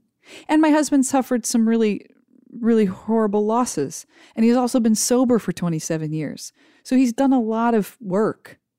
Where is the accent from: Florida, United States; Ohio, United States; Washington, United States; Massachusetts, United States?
Ohio, United States; When I grew up in Ohio, I suspected I would just get married and have a bunch of kids, because that's what everybody did.